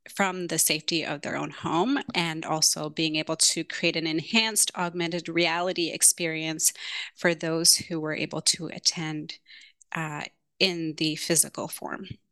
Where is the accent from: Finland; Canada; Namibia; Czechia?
Canada; Toronto, Ontario; moved away as an adult; also born or lived in Kenya / London; now in San Francisco, United States; my Canadian culture, where I grew up in Toronto and San Francisco, where I am currently based.